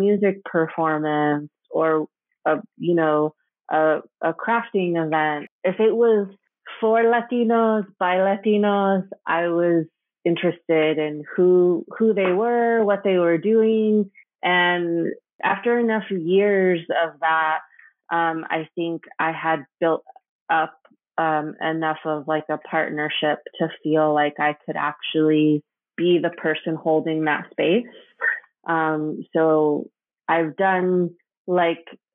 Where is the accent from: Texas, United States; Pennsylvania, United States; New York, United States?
Texas, United States; Dallas; moved away as an adult; also born or lived in Rio Grande Valley, Texas; now in Central Falls, United States; I was born in the Rio Grande Valley, but I was really raised most of my life in the Dallas Metroplex. I didn't move into Central Falls until 2017